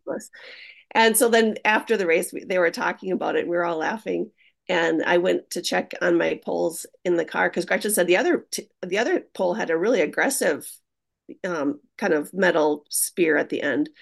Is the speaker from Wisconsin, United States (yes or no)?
yes; Hayward, Wisconsin, United States; being from Hayward